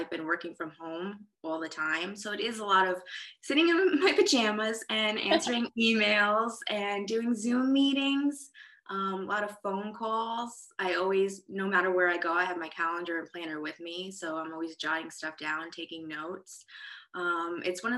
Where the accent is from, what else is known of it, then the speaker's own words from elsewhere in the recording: New York, United States; moved away as an adult; now in Nashville, United States; I'm originally from New York, born and raised